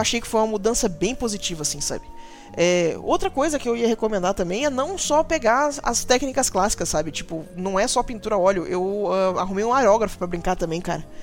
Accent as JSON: {"language": "Portuguese", "town": "Macaé", "region": "Rio de Janeiro", "country": "Brazil", "tie": "born or raised there", "said": "eu fui criada no interior. Eu, fui criada, eu sou do Rio uhum. e eu uhum. fui criada numa cidade chamada Macaé"}